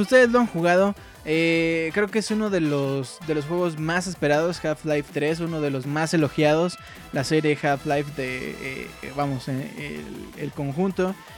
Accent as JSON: {"language": "Spanish", "region": "Mexico City", "country": "Mexico", "said": "Yo soy del Distrito Federal. Chilango"}